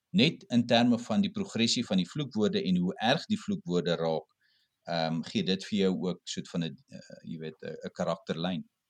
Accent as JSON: {"language": "Afrikaans", "town": "Cape Town", "region": "Western Cape", "country": "South Africa", "said": "ek kom van die Kaap af"}